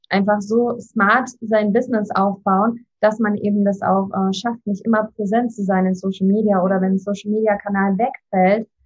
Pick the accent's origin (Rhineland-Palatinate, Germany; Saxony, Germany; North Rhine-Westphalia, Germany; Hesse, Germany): Saxony, Germany; Leipzig; Ich bin zwar nicht geboren in Leipzig, aber aufgewachsen.